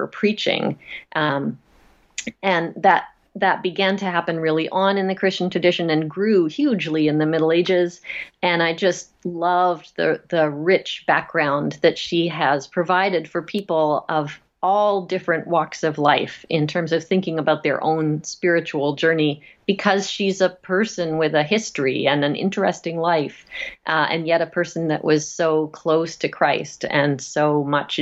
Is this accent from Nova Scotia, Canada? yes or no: yes; Nova Scotia, Canada; now in Massachusetts, United States; I grew up in Nova Scotia in Canada